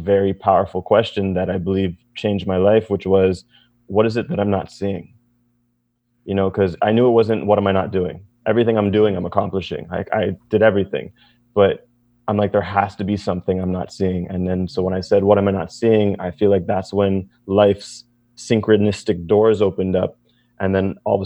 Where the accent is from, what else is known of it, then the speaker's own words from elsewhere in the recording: Montreal, Quebec, Canada; I'm from Montreal. I'm a magician